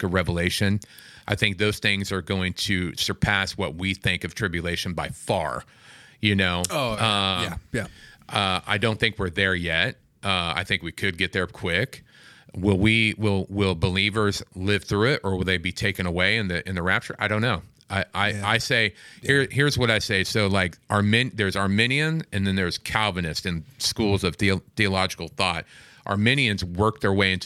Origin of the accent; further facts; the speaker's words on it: Kansas City, Missouri, United States; now in California, United States; I'm from Kansas City. That's my city